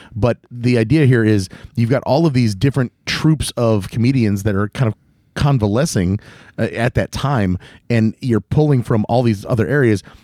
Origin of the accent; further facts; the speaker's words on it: Northwest Indiana, United States; we're from Northwest Indiana